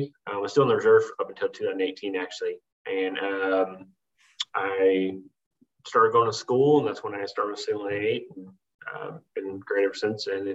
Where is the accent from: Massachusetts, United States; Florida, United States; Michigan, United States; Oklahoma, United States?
Oklahoma, United States; moved away as an adult; I was born in Oklahoma. I say born in Oklahoma and raised it overseas, because I spent a lot of years overseas with the military.